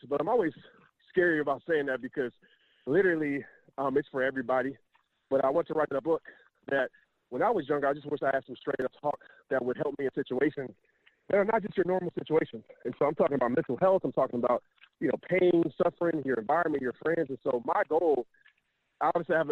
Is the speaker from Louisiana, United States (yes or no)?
yes; Louisiana, United States; moved away; also born or lived in Texas; Growing up in Louisiana, then we moved to Texas where, I mean, sports is everything